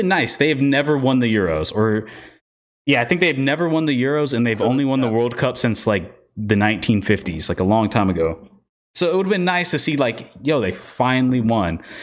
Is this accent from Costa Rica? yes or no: yes; Costa Rica; my home country, Costa Rica.